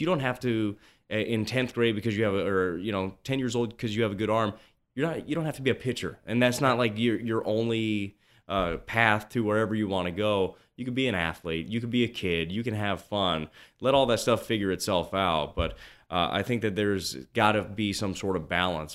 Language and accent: English; Las Vegas, Nevada, United States; I grew up in Las Vegas